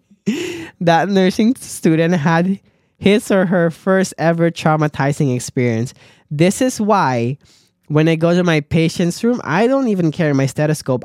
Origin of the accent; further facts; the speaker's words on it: Philippines; moved away; as a Filipino or as an immigrant